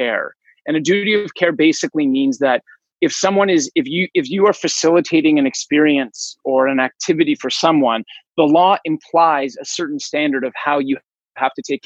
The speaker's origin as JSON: {"language": "English", "town": "Toronto", "region": "Ontario", "country": "Canada", "tie": "born or raised there", "said": "I was born in Toronto, Ontario"}